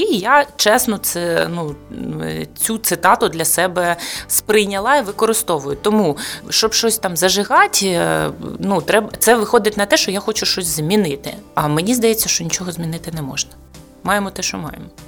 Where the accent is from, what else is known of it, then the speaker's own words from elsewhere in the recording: Mariupol, Donetsk Oblast, Ukraine; moved away as an adult; ми з Маріуполя, втратили будинок